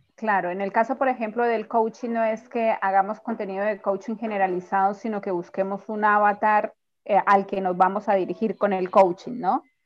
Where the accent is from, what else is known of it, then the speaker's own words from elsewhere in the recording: Colombia; moved away as an adult; now in Mendoza, Argentina; Yo soy colombiana, pero vivo en Mendoza hace ya 14 años